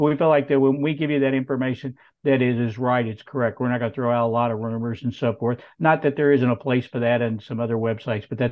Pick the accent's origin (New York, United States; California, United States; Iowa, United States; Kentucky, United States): Kentucky, United States; Clark County; also born or lived in Paris, Kentucky; I was born in Paris and grew up on a farm out in Clark County, right on the Paris, Winchester, Clark County, Bourbon